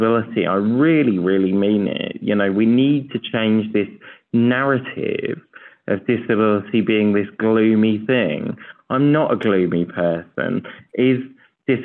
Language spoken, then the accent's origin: English; United Kingdom; I'm really, really proud to be a British man